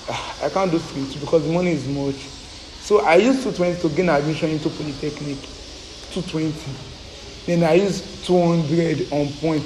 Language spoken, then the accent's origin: English; Lagos, Nigeria; I'm from Lagos.